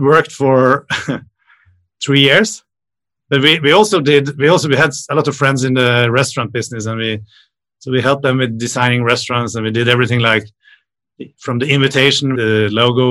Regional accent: Norway; now in Sweden; I live in Sweden, but I am Norwegian. So I grew up in an island in the Oslo Fjord.

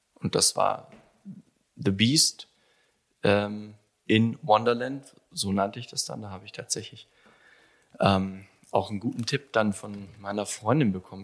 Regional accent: Allgäu, Bavaria, Germany; also born or lived in Kaufbeuren; ich bin gebürtiger Allgäuer mhm. aus Kaufbeuren. Ähm, ich bin da, war da tatsächlich nur zu meiner Geburt ein paar Stunden, das ging ratzfatz. Und dann bin ich in Webams groß geworden

